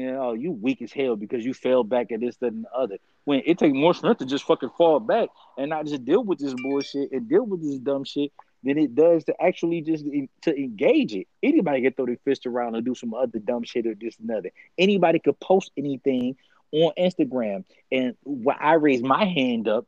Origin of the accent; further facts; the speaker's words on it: Detroit, Michigan, United States; me growing up in Detroit